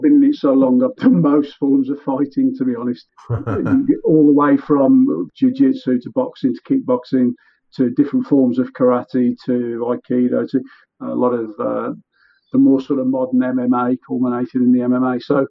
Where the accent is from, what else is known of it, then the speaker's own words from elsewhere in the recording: Warsaw, Masovian Voivodeship, Poland; I was born in Warsaw, simple Warsaw lad.